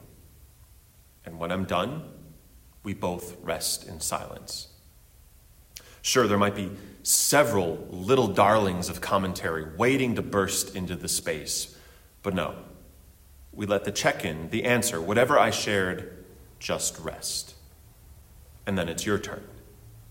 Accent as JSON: {"language": "English", "town": "Chicago", "region": "Illinois", "country": "United States", "tie": "born or raised there", "said": "so many places in my hometown, suburban or otherwise"}